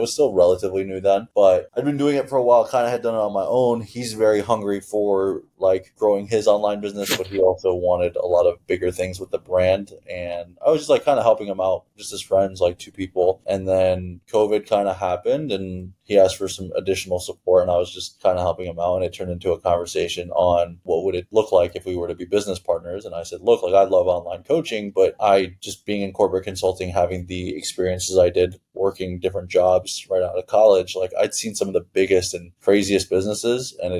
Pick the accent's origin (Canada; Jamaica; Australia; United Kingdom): Canada; Toronto, Ontario; also born or lived in Iran; So I'm born in Iran. I grew up in Toronto for a period of time.